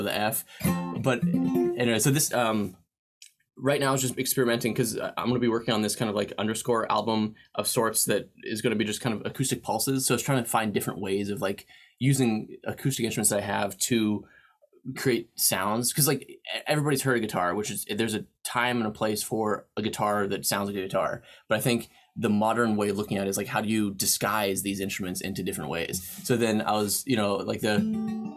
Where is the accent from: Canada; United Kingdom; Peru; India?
Canada; moved away as an adult; now in United States; I'm Canadian